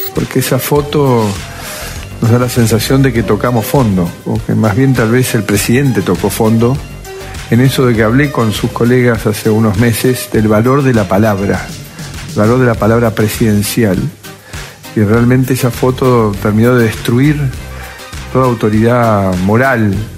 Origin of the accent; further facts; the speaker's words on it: Boston, Massachusetts, United States; now in Argentina; Yo, soy de Boston, donde tenemos como Harvard